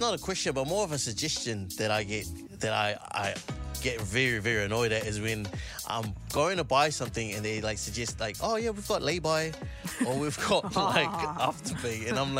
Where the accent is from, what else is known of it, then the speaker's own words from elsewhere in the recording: New Zealand; I was raised in New Zealand.